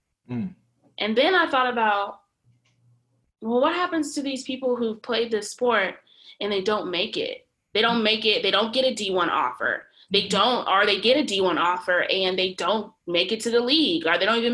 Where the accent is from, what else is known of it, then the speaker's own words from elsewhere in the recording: Fort Worth, Texas, United States; I'm from Fort Worth, Texas